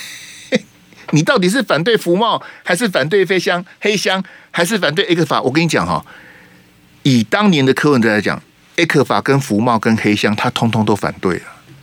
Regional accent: Taiwan; 我们台湾这边

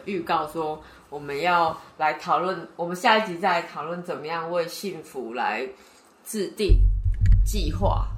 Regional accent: Taipei, Taiwan; 我是台北人

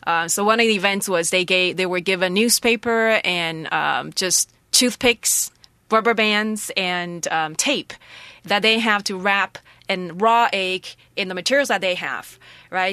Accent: Taroko, Hualien County, Taiwan; also born or lived in Shanghai; in my home, in my village home, in my Taroko village

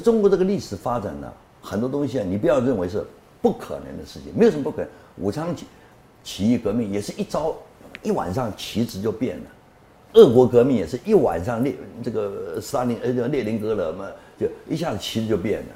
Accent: Taiwan; also born or lived in Guangxi, China / Shanxi, China (ancestry); 祖籍山西，生在广，广西，中国就这样，然后成长在台湾

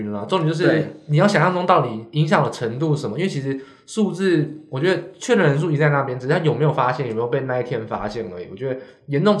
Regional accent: Hsinchu, Taiwan; 他在那个新竹的市场，那时候新竹没有扩散呢，因为我是新竹人，我知道

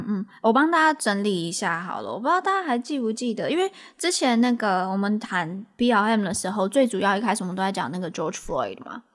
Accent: Taiwan; now in United States; 我们是从台湾去到美国啦

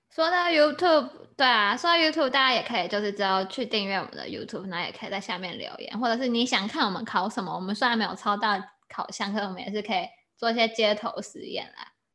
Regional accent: Taiwan; 我们就是台湾人

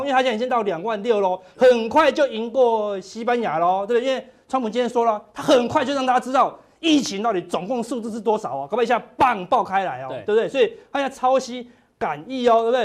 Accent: Taiwan; 我们台湾人算很有智慧了啦

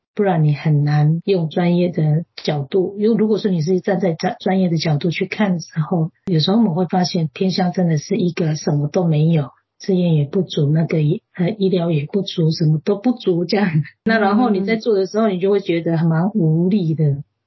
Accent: Coastal-line Amis, East Coast, Taiwan; moved away as an adult; now in Guangfu, Taiwan; 我是海鲜的阿美族，是嫁到这边来

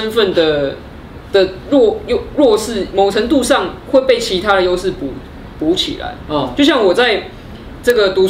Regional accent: Taipei, Taiwan; 比如说我是台北人、天龙人，嗯，比如说我是汉人

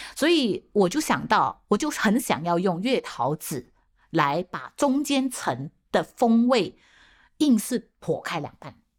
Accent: George Town, Penang, Malaysia; now in Taiwan; 我自己的家乡，就是我，我是马来西亚的槟城人嘛，槟城的这个潮汕人

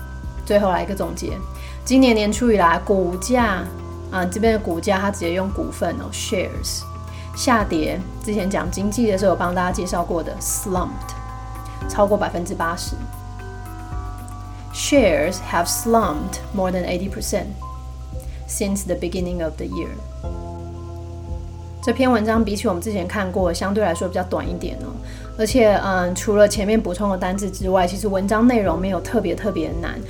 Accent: China; 就是避开啊我们中国人所谓的脏东西啊，就是有的没有的啊，鬼魂之类的

